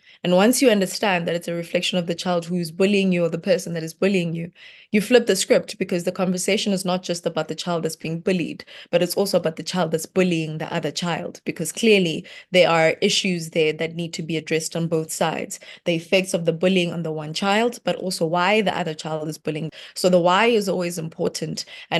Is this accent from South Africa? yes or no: yes; Limpopo, South Africa; Growing up in Limpopo was very interesting because it's a place where my village, we didn't really have much. You know, you've got gravel road